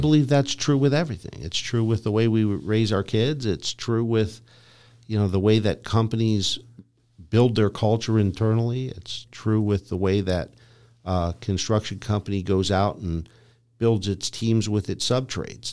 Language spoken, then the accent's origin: English; Lyndhurst, Ohio, United States; I grew up in Cleveland, a suburb, Lyndhurst, Ohio